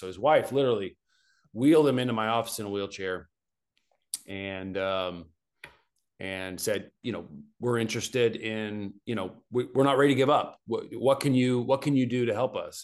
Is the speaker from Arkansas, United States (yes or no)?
yes; Arkansas, United States; moved away as an adult; also born or lived in Arizona; I grew up in Arkansas